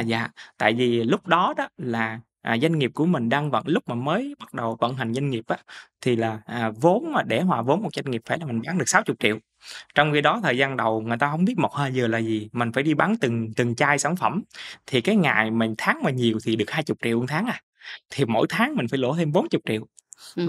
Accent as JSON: {"language": "Vietnamese", "region": "Mekong Delta", "country": "Vietnam", "tie": "born or raised there", "said": "quê hương của miền Tây của mình"}